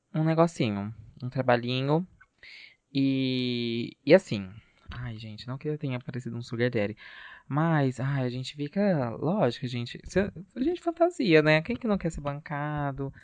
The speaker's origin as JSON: {"language": "Portuguese", "country": "Brazil", "said": "a gente é brasileiro"}